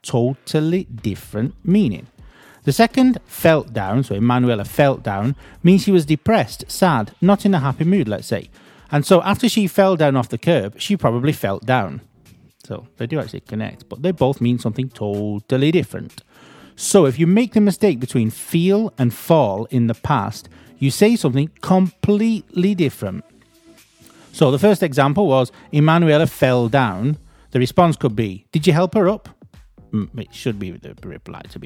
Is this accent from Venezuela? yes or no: no; United Kingdom; accent: British; also born or lived in Bury; I'm British